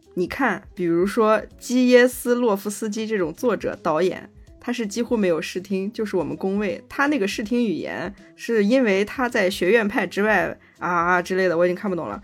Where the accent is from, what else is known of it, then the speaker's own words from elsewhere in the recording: China; 我们中国人